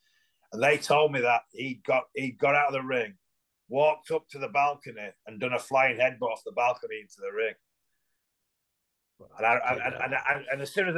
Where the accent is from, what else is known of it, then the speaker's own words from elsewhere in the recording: England, United Kingdom; because I come from England, you automatically get this image